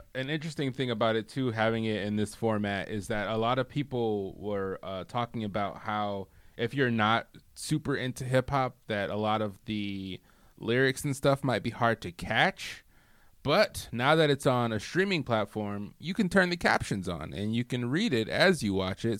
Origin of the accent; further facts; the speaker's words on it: Michigan, United States; moved away as an adult; I grew up in the Midwest. I grew up in Michigan